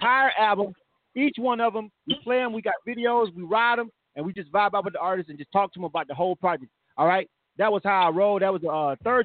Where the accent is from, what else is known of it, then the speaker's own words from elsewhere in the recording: Panama City, Florida, United States; I was born and raised in Panama City, Florida myself